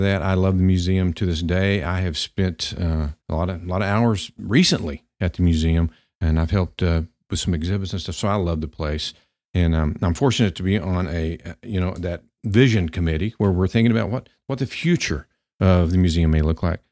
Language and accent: English; Pampa, Texas, United States; growing up in Pampa, Texas